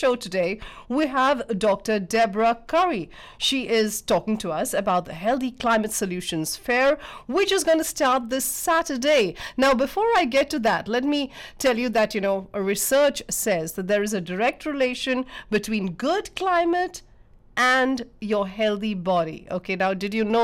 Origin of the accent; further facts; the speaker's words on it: India; now in Canada; I come from India